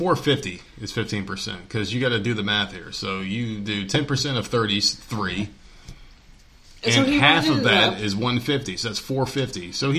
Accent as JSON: {"language": "English", "region": "Northeast", "country": "United States", "moved": "yes", "said": "And I'm from the Northeast"}